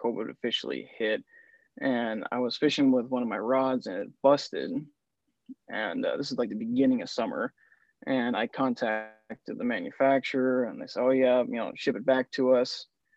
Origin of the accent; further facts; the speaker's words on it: Minnesota, United States; moved away as an adult; also born or lived in Wisconsin; now in Soldotna, United States; I was born in Minnesota, and that's where my grandparents, they owned two fishing lodges there on Lake Captogama. So I grew up in a big fishing family